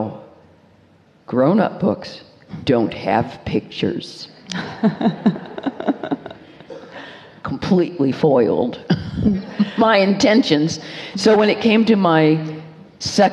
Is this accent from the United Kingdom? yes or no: no; United States; being American